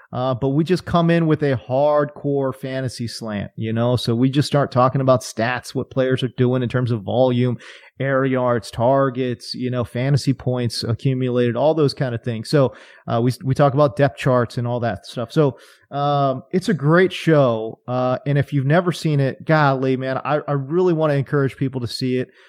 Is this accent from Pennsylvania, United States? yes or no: no; California, United States; I grew up in California